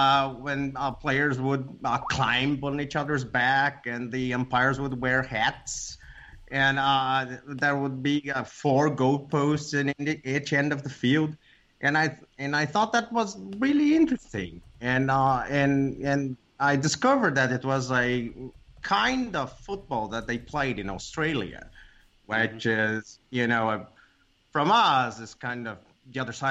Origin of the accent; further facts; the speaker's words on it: Porto Alegre, Rio Grande do Sul, Brazil; English is a second language; Porto Alegre, which is Gremio's city, my city, the city I was born